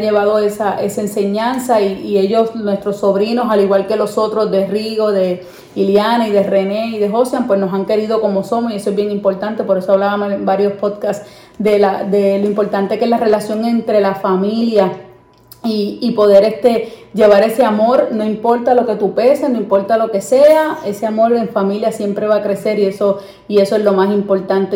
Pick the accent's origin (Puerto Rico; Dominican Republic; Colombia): Puerto Rico; los puertorriqueños cuando venimos a Estados Unidos